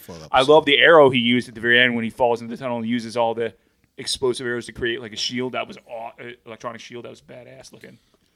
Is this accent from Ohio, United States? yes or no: no; Michigan, United States; now in Maryland, United States; growing up in Michigan